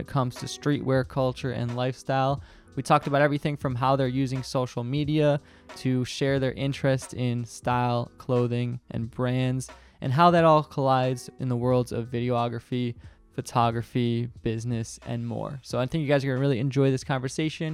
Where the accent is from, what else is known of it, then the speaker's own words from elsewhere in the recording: Detroit, Michigan, United States; I was born here, like in Detroit